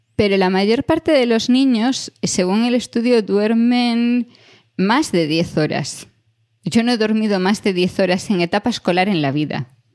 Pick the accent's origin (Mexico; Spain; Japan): Spain; a village near Santiago, Galicia; en mi pueblo, pero yo ya me tenía que ir a Santiago para ir a un McDonald's y el primero abrió, tendría yo yo creo que unos ocho años